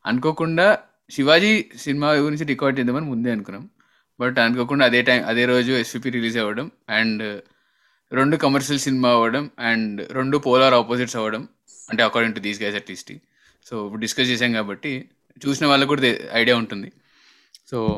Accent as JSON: {"language": "Telugu", "town": "Nandikotkur", "region": "Andhra Pradesh", "country": "India", "tie": "born or raised there", "said": "మాది మా ఊరు మా సొంత ఊరు నందికొట్కూరు"}